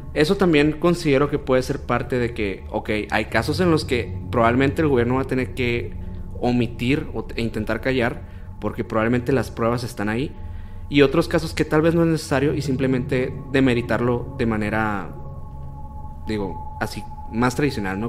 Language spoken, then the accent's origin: Spanish; Hermosillo, Sonora, Mexico; Nosotros somos de Hermosillo, Sonora